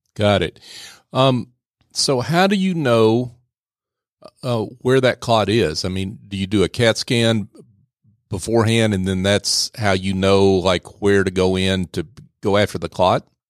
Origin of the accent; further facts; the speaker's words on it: the South, United States; I grew up in the South.